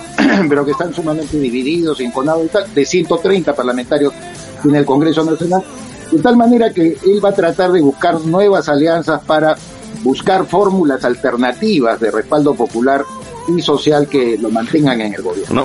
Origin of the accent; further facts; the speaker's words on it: Peru; en mi país